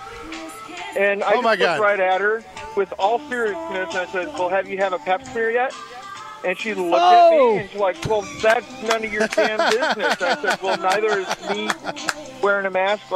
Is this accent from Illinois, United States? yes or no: yes; Chicago, Illinois, United States; my hometown here